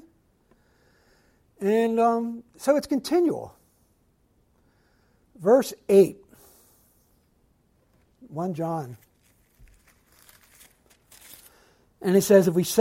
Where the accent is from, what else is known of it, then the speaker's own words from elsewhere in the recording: Philadelphia, Pennsylvania, United States; growing up in Philadelphia